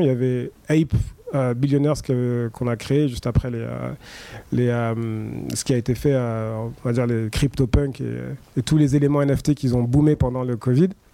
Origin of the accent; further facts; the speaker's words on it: France; je suis français